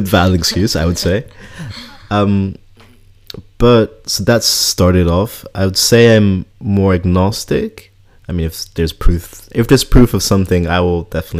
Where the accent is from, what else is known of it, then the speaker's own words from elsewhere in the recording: Switzerland; also born or lived in Scotland; now in Netherlands; so yeah, I'm Kenyan Dutch. I grew up in Switzerland, spent 4 years in Scotland, now living in the Netherlands